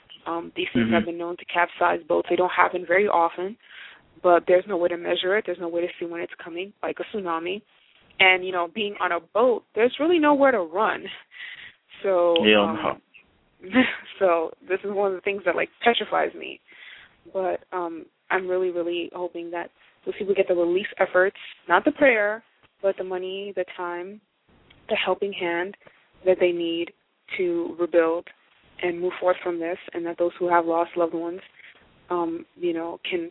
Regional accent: Haiti; And, I mean, I come from Haiti, and they get hit by a storm just about every year.

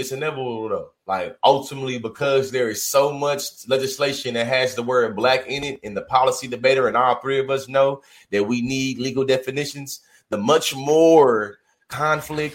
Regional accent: the South, United States; I grew up as a Southerner

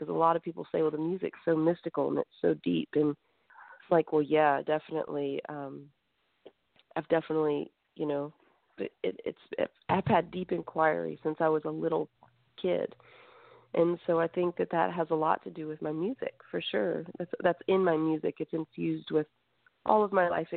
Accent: South Carolina, United States; also born or lived in Greece; We were raised in South Carolina

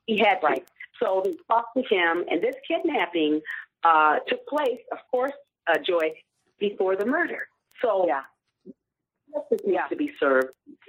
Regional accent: Omaha, Nebraska, United States; she came to my hometown, Omaha, Nebraska

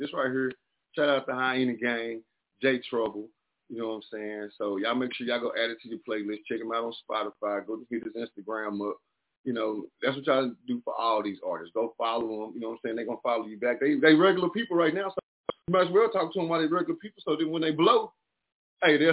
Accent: Mineola, Texas, United States; moved away; I'm from a little old bitty town called Mineola

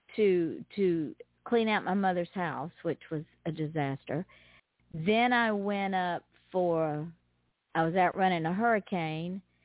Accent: the South, United States; accent: Southern; southerners we have a draw, hey. and it's not because we're slow or stupid. It's just it's so hot in the South

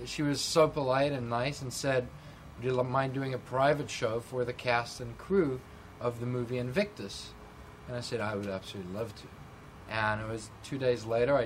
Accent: South Africa; moved away as an adult; now in California, United States; as a South African, I was born and raised there

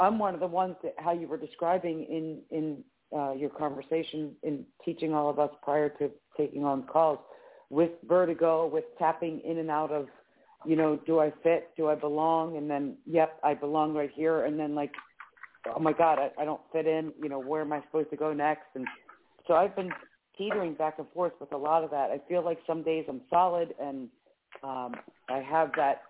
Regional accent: Philadelphia, Pennsylvania, United States; from Pennsylvania, Philadelphia.

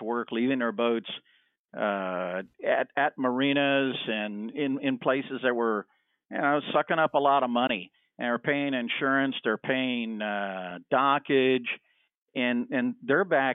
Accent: Miami, Florida, United States; I grew up in Miami, and there was a boat builder right next door to us

